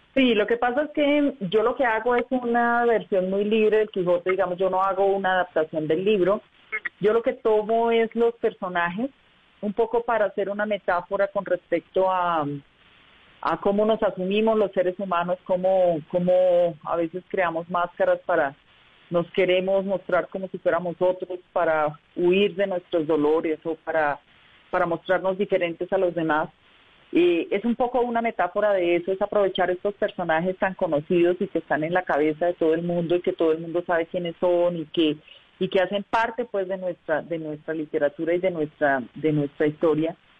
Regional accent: El Socorro, Santander, Colombia; also born or lived in Bucaramanga; now in Bogotá, Colombia; yo soy de provincia, yo soy del Socorro Santander y mi familia vivía en Bucaramanga y yo me vine a Bogotá buscando la vida

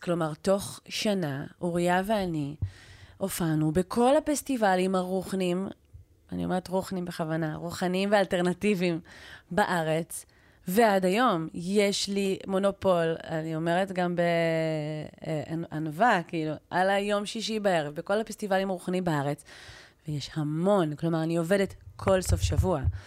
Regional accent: Israel; אני ישראלית

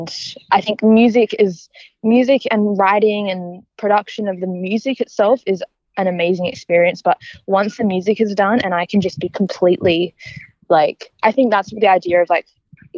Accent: Perth, Western Australia, Australia; now in Melbourne, Australia; we're all from Perth, coming over to Melbourne

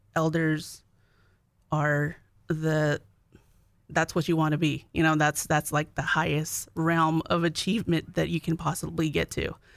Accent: Arizona, United States; now in North Dakota, United States; I'm from Arizona.

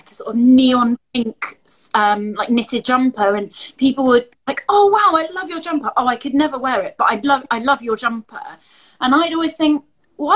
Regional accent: Glastonbury, South West England, United Kingdom; now in Bristol, United Kingdom; But I'm from Glastonbury. I'm from the southwest of England

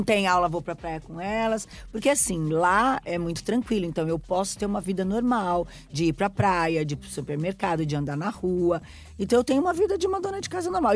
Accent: São Paulo, Brazil; eu que fui criada ali em São Paulo

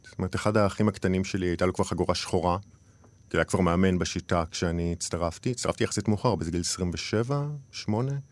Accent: Jerusalem, Jerusalem District, Israel; moved away; טוב, גם כי עזבתי והיא השתנתה, אז היא כאילו כבר לא, ה... כבר לא העיר שגדלתי בה.

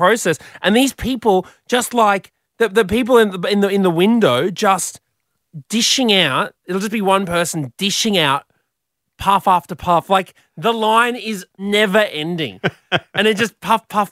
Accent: Brisbane, Queensland, Australia; moved away as an adult; now in Sydney, Australia; growing up in Brisbane

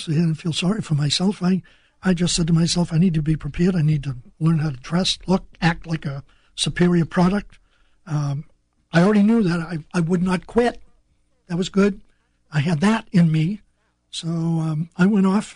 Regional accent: North Shore of Boston, Massachusetts, United States; moved away as an adult; Hadn't been out of my hometown of 7,000 people. And that was in Massachusetts, right? Massachusetts, just north shore of Boston.

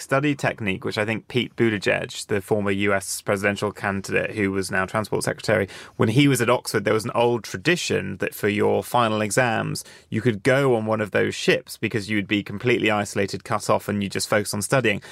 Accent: Jersey; now in London, United Kingdom; my home island of Jersey

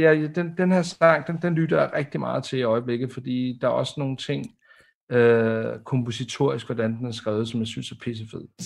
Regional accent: Denmark; som dansker

